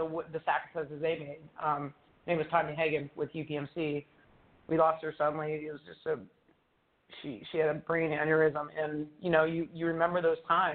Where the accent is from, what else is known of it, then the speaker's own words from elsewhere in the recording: Cleveland, Ohio, United States; now in Pittsburgh, United States; I'm born and raised in Cleveland